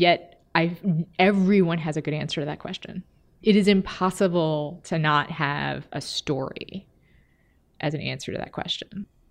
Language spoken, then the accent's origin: English; Texas, United States; now in Minneapolis, United States; I'm from Texas